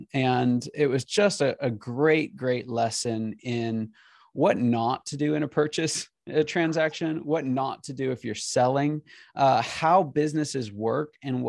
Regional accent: Pennsylvania, United States; also born or lived in California / Kansas City; now in Atlanta, United States; I was born in California, grew up in Pennsylvania, went to school in Kansas City, and I live in Atlanta.

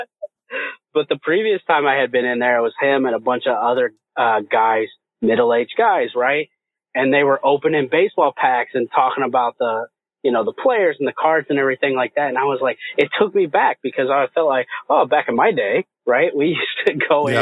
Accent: Indiana, United States; moved away; I was from Indiana

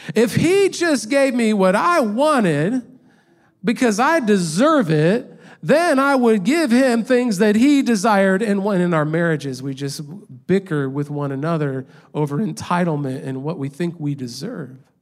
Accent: Indiana, United States; moved away as an adult; also born or lived in Los Angeles, California; I grew up in a small town in Indiana

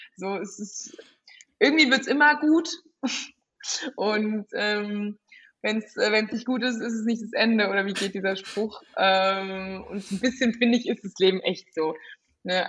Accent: Frankfurt, Hesse, Germany; ich komme irgendwie aus Frankfurt, aus dem Bankerumfeld

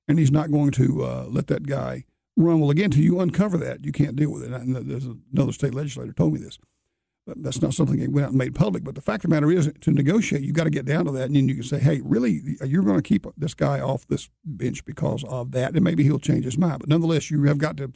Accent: Alabama, United States; moved away; I grew up in Alabama

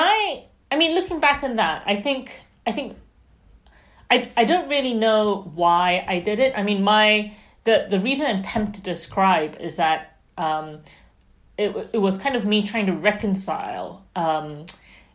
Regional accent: Malaysia; So I grew up in Malaysia, but I grew up reading kind of British and American authors

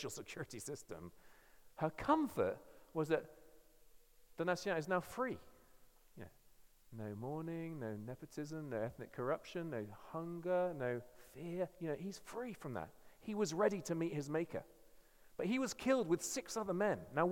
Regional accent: England, United Kingdom; I'm English

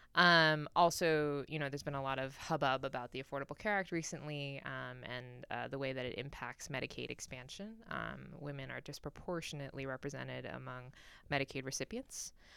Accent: New York, United States; moved away as an adult; now in Washington, D.C., United States; I'm originally from New York, um, born to Chinese immigrants, um, and kinda grew up in New York my whole life and just recently moved out here.

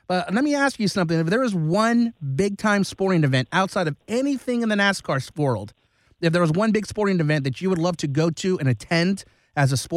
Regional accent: Long Beach, California, United States; I love the Dodgers. I mean, I grew up in Long Beach

